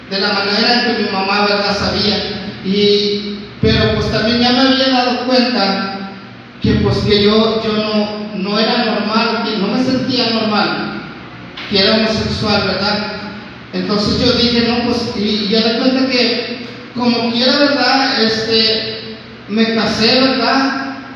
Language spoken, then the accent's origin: Spanish; Veracruz, Mexico; moved away as an adult; now in Nuevo Laredo, Mexico; yo vengo de, Veracruz, ¿verdad? Ahorita ya tengo 20 años que vivo aquí en Nuevo Laredo, vivo ahí en la colonia Villa de San